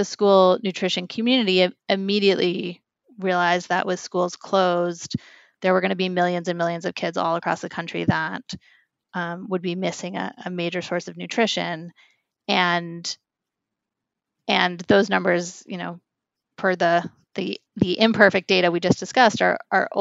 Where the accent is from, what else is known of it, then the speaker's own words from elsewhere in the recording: New York City, New York, United States; I'm a New Yorker